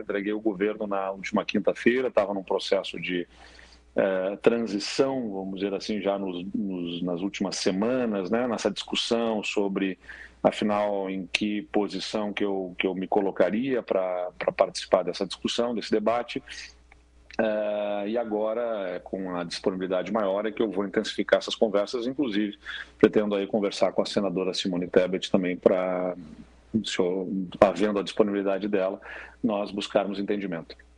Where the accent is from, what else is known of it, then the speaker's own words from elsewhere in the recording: Brazil; como brasileiros